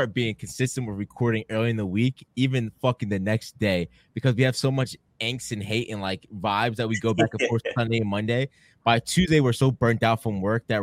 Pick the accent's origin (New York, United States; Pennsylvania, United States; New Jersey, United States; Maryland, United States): Pennsylvania, United States; Philadelphia; my whole life, my mom lived in Northeast Philly, so I grew up in Philly